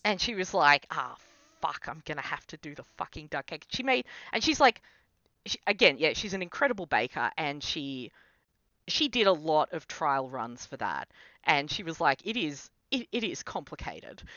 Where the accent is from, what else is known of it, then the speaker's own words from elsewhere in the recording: Australia; as an Australian